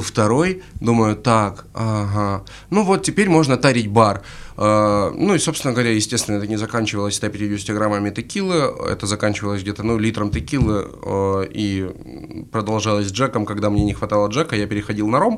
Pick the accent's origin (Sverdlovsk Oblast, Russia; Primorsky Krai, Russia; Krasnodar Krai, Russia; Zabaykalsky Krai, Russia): Krasnodar Krai, Russia; Krasnodar; из Пашковки